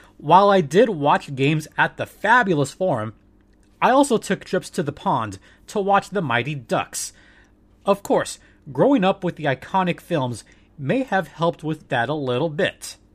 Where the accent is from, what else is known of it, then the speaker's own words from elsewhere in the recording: Southern California, United States; I was born and raised in Southern California